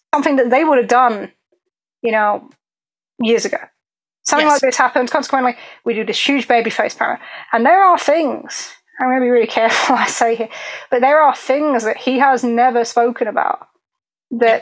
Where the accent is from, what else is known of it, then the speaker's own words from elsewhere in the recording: England, United Kingdom; I'm very English.